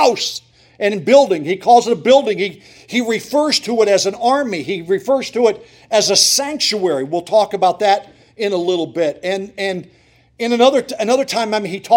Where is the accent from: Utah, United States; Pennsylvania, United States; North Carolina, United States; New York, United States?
Pennsylvania, United States; Montrose; moved away as an adult; also born or lived in Ypsilanti, Michigan; I grew up in Montrose and Susquehanna County